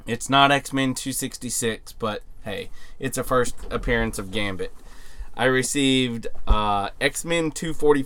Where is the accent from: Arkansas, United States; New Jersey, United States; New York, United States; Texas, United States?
Arkansas, United States; my hometown of 10,000 people